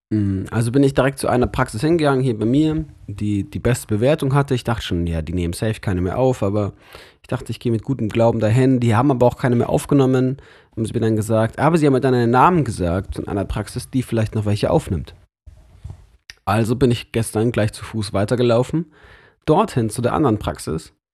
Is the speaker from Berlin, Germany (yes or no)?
no; Munich, Bavaria, Germany; now in Lörrach, Germany; Aber ich bin trotzdem von weit her dahin gezogen.